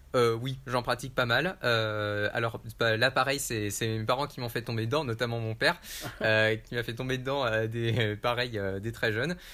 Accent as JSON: {"language": "French", "town": "Lyon", "region": "Auvergne-Rhône-Alpes", "country": "France", "said": "je viens de Lyon"}